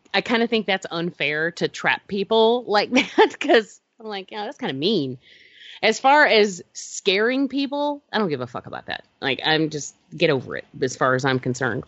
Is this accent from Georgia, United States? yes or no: yes; Georgia, United States; I'm from Georgia